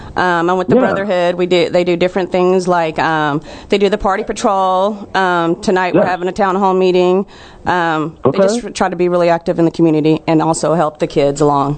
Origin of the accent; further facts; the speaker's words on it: Garland, Texas, United States; also born or lived in Oak Cliff, Dallas, Texas / Buffalo; I grew up in North Garland, a little bit in Oak Cliff, and a little bit in Buffalo. North Garland. It's in Texas. Yeah, Garland, Texas.